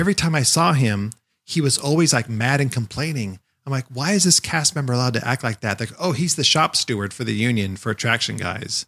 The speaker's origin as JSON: {"language": "English", "region": "Southern California", "country": "United States", "said": "we're both from Southern California"}